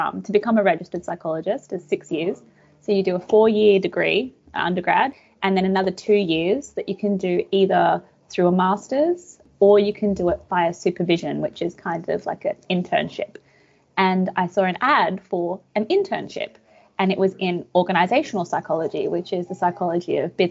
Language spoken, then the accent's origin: English; Australia; also born or lived in Budapest, Hungary; I was born in Budapest in Hungary. And my family came out to Australia when I was about 4 years old.